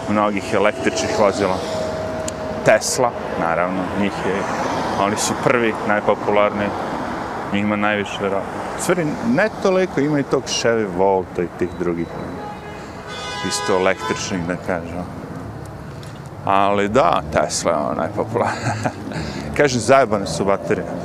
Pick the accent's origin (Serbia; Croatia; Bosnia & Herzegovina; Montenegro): Serbia; Smederevo; now in New York, United States; ja sam iz Smedra